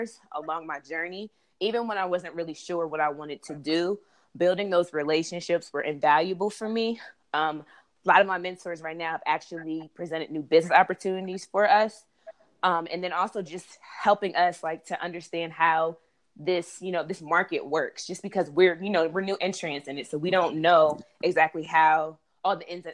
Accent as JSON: {"language": "English", "town": "Harrisburg", "region": "Pennsylvania", "country": "United States", "tie": "born or raised there", "moved": "yes", "lives_now": "Washington, D.C., United States", "said": "I'm from Harrisburg, Pennsylvania. So a lot of my friends that I grew up with went to Temple."}